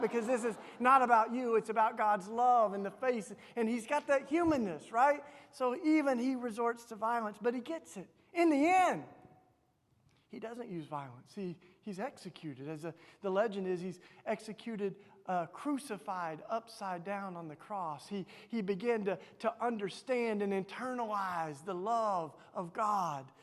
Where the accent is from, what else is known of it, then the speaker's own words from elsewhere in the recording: Tennessee, United States; accent: southern; you can tell from my southern accent, I grew up in Tennessee